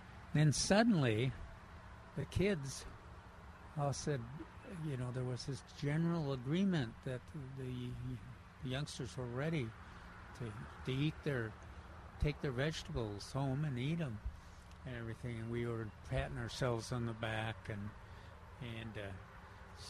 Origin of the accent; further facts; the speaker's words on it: Minneapolis, Minnesota, United States; Growing up in Minneapolis and Minnesota, you know, in the big city